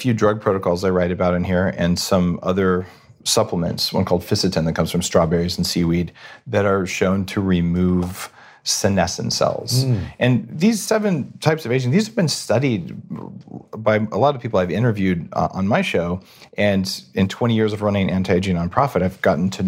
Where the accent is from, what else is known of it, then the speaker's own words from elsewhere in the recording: New Mexico, United States; I grew up in New Mexico